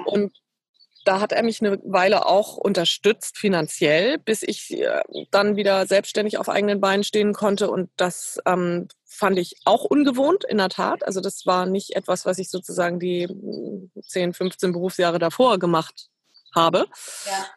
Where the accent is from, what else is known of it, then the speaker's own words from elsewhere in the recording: Ahrensburg, Schleswig-Holstein, Germany; moved away as an adult; also born or lived in Eutin; now in Hamburg, Germany; ich bin geboren in Eutin in Schleswig-Holstein, aufgewachsen in Ahrensburg, auch äh, im südlichen Schleswig-Holstein, nördlich von Hamburg